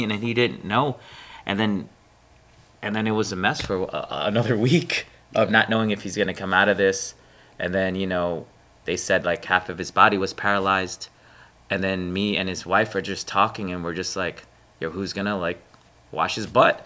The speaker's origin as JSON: {"language": "English", "town": "New York City", "region": "New York", "country": "United States", "tie": "born or raised there", "moved": "as an adult", "lives_now": "Miami, United States", "said": "born and raised in Brooklyn, mom was Filipino, dad was Pakistani."}